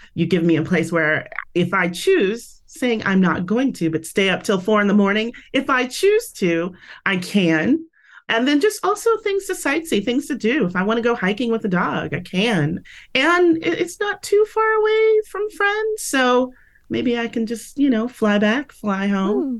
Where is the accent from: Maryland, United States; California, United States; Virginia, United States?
California, United States; San Francisco; moved away as an adult; now in Las Vegas, United States; I am originally from the Bay Area, San Francisco